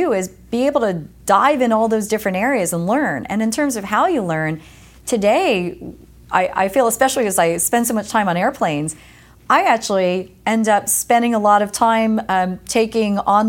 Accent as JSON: {"language": "English", "region": "East Coast", "country": "United States", "tie": "born or raised there"}